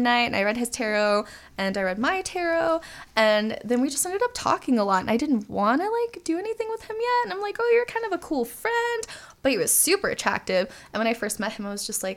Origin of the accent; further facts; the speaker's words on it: Jacksonville, Florida, United States; I'm from Jacksonville, Florida